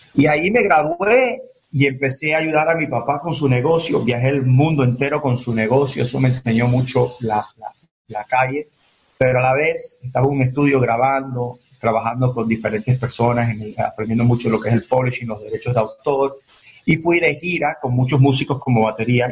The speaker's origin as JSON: {"language": "Spanish", "town": "Miami", "region": "Florida", "country": "United States", "tie": "born or raised there", "also_born_or_lived": "Venezuela", "said": "tenía dos, años, tres años cuando llegué de Venezuela a Miami. Y crecí con un piano al lado de mí"}